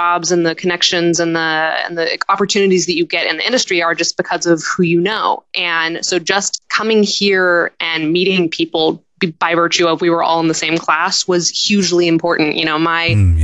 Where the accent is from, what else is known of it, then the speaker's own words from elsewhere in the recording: Grand Junction, Colorado, United States; moved away as an adult; also born or lived in Seattle, Washington / Oregon; now in New York City, United States; I was born in Seattle, Washington, but I was raised in a little town called Grand Junction, Colorado, right next to Utah.